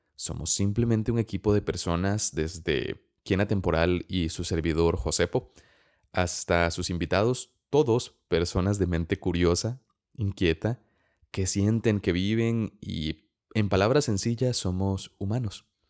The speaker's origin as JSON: {"language": "Spanish", "country": "Costa Rica", "said": "soy costarricense"}